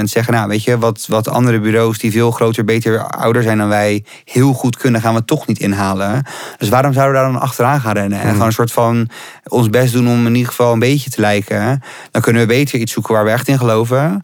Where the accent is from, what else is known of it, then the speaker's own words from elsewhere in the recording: Rotterdam, South Holland, Netherlands; moved away as an adult; now in Amsterdam, Netherlands; ik kom uit Rotterdam, ik woon hier nu ook zes jaar.